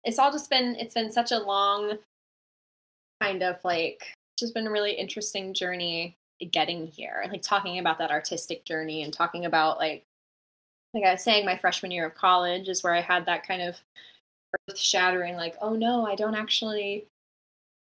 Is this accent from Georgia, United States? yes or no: no; Bellingham, Washington, United States; I started off this place called Bay in my hometown. I'm from a small town called Bellingham, Washington, in Washington State